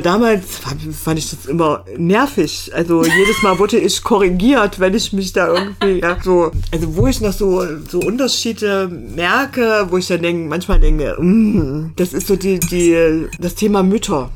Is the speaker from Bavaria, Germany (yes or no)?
no; Thuringia, Germany; also born or lived in Leipzig; meine Heimat ist Thüringen, da komme ich her